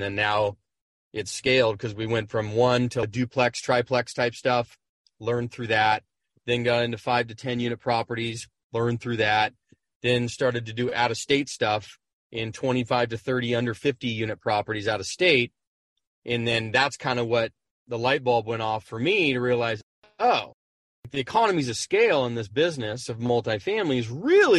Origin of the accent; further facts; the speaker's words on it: San Diego, California, United States; born and raised in San Diego.